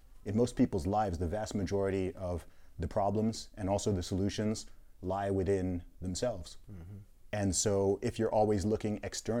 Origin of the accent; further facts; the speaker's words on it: Saudi Arabia; Growing up, and family background originally from Nigeria.